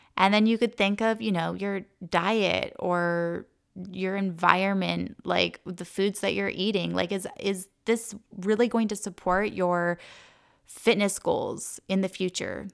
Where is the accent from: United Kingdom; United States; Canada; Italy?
Canada; moved away; I didn't grow up in Costa Rica, but I grew up in Canada, and it was, like, forest and trees all around me